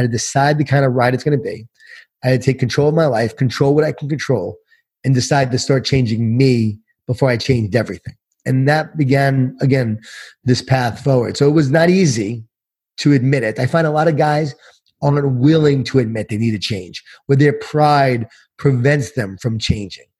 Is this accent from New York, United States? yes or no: yes; Long Island, New York, United States; born or raised there